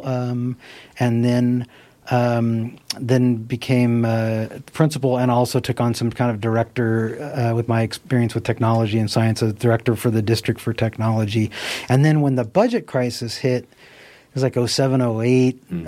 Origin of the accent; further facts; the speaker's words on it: Nevada City, California, United States; also born or lived in Sacramento; I grew up on Banner Mountain, and then um, and then we moved to Ridge Road when I was ten years old